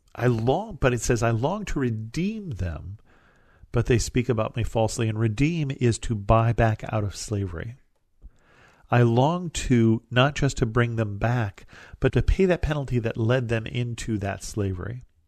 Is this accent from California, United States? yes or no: yes; California, United States; where I live in California